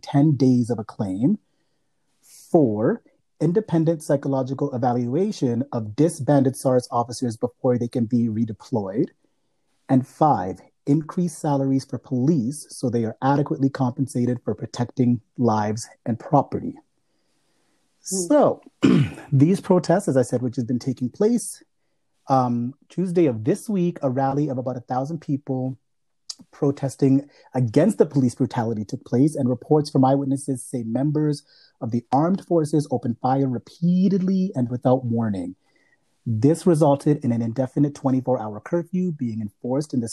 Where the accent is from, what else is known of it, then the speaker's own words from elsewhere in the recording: Malawi; now in Canada; I am from Malawi. So we are two Africans living here in Canada